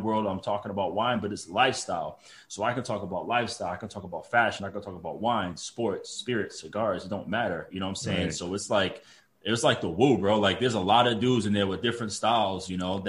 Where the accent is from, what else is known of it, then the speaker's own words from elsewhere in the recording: Providence, Rhode Island, United States; also born or lived in Boston; I'm from Providence, Rhode Island, man. That's where I'm from, born and raised, went to school in Boston.